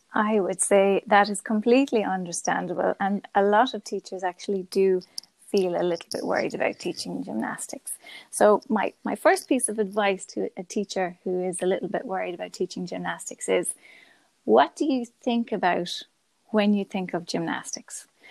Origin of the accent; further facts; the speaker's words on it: Galway, Connacht, Ireland; I'm from Galway, and I'm a primary school teacher